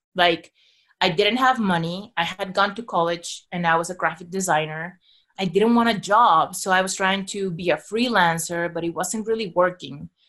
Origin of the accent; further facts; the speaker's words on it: Mexico City, Mexico; I was born and raised in Mexico City